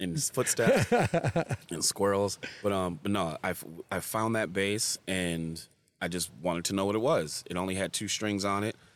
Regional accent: Farmington, Michigan, United States; I grew up in Farmington too

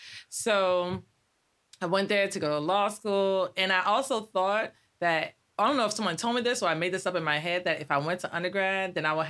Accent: Miami, Florida, United States; moved away as an adult; also born or lived in Guadeloupe / New Jersey; now in Maryland, United States; I was born in Guadeloupe, moved to New Jersey, then to Miami, Florida, grew up in Miami. Well, Miami and New Jersey.

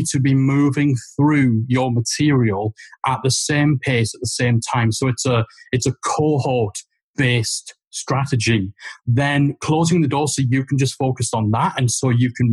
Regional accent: Geordie, North East England, United Kingdom; accent: Geordie; Geordie voices

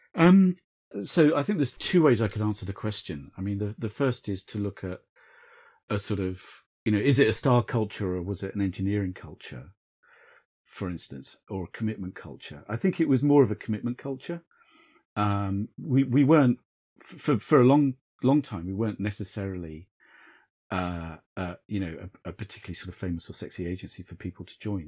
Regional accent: South Coast, England, United Kingdom; I grew up on the South Coast

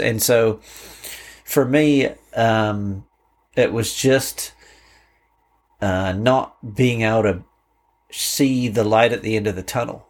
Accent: Canterbury, New Zealand; moved away as an adult; now in United States; my life growing up in New Zealand

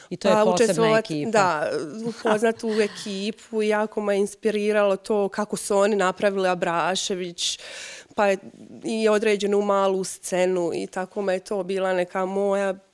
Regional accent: Kupres, Federation of Bosnia and Herzegovina, Bosnia & Herzegovina; also born or lived in Osijek / Mostar; sam porijeklom iz Kupresa

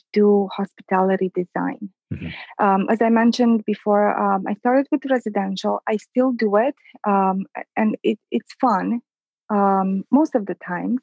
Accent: Transylvania, Romania; moved away as an adult; also born or lived in Detroit, United States; now in Chicago, United States; I was born and raised in Transylvania

